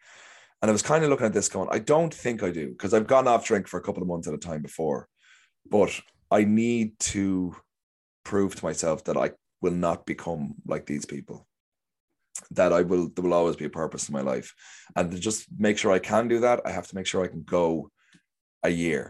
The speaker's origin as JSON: {"language": "English", "area": "Kildare", "region": "Leinster", "country": "Ireland", "also_born_or_lived": "Stockholm, Sweden", "moved": "as an adult", "lives_now": "London, United Kingdom"}